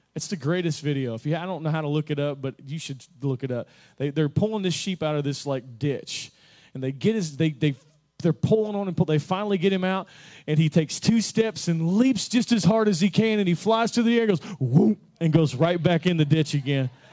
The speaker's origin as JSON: {"language": "English", "region": "Kentucky", "country": "United States", "said": "I'm from Kentucky"}